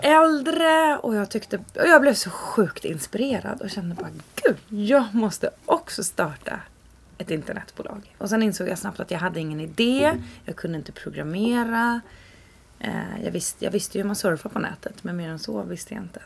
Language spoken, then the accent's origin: Swedish; Sollentuna, Stockholm County, Sweden; Och växte upp större delen av mitt liv i Sollentuna.